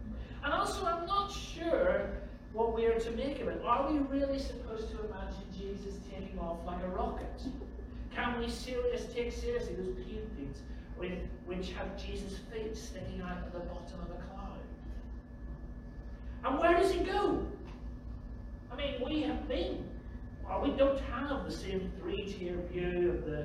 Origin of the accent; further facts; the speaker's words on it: Belfast, Northern Ireland, United Kingdom; I grew up in Belfast